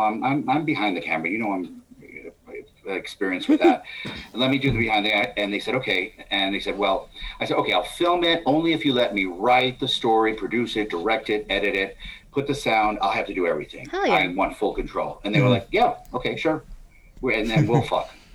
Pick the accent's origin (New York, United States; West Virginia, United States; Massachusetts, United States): New York, United States; being a New Yorker